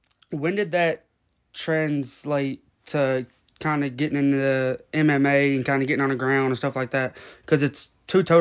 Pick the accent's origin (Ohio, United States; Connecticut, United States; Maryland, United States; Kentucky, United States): Kentucky, United States; I'm from the middle of Kentucky.